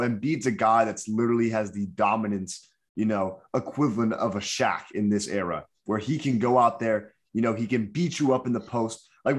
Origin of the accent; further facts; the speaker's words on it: Miami, Florida, United States; shout out to my hometown boys right now, the Heat.